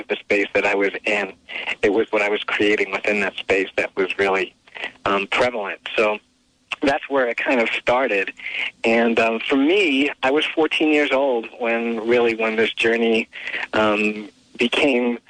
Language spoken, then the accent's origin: English; New York City, New York, United States; I'm from New York City